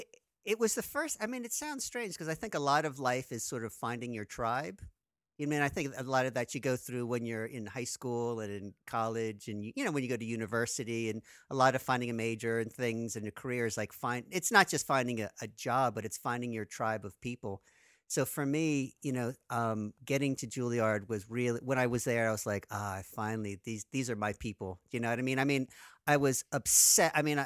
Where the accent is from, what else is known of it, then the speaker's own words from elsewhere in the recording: Trenton, New Jersey, United States; growing up in Trenton, New Jersey, you know, it's sort of an urban, you know, semi-suburban, urban environment.